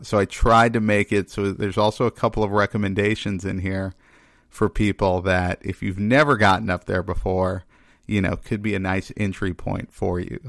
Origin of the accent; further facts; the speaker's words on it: Texas, United States; moved away; also born or lived in Maine; growing up in Texas